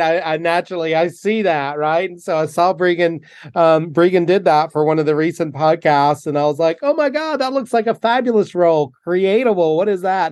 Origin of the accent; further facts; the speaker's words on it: North Carolina, United States; moved away; growing up in North Carolina